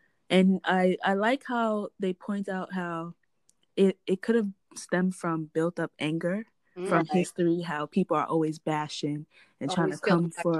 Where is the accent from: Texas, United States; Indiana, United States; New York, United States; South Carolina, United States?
New York, United States; New York City; moved away as an adult; now in DMV (Washington metropolitan area), United States; I'm from Southside Jamaica, Queens, where it's crazy